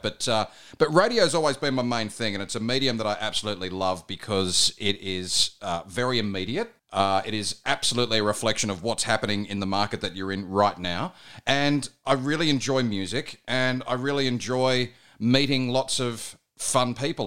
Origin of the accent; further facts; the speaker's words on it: Bathurst, New South Wales, Australia; now in Melbourne, Australia; I grew up in Bathurst, in New South Wales